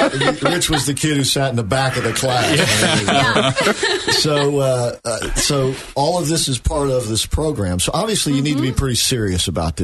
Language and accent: English; Orlando, Florida, United States; I grew up here in Orlando.